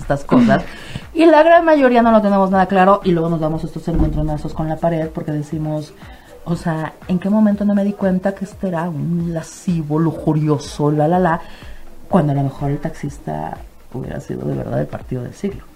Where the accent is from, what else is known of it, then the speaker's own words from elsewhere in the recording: Mexico; a nosotros como cultura mexicana